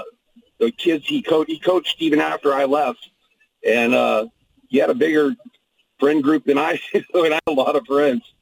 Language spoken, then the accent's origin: English; Campbell, California, United States; so did you grow up in the Bay Area? Yeah, I grew up in Campbell.